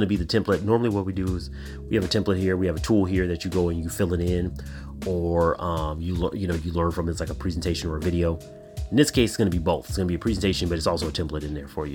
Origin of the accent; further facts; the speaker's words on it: Chicago, Illinois, United States; my hometown team, is my Chicago Blackhawks